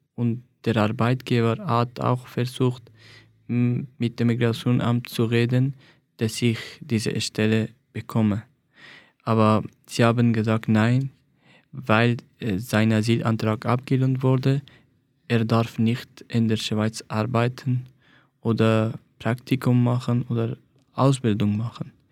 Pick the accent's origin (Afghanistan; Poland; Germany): Afghanistan; German is a second language; moved away as an adult; now in Switzerland